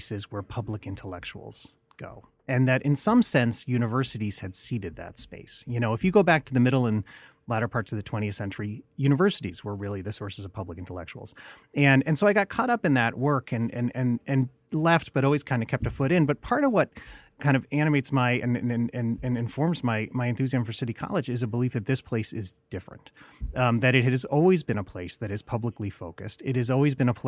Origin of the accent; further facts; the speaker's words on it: Delaware, United States; I'm originally from Delaware